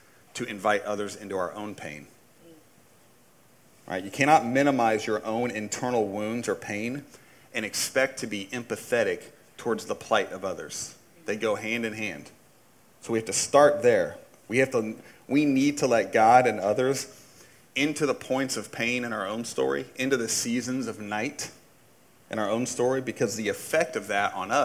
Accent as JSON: {"language": "English", "region": "Indiana", "country": "United States", "tie": "born or raised there", "said": "I grew up in Indiana. There's a couple things we do in Indiana"}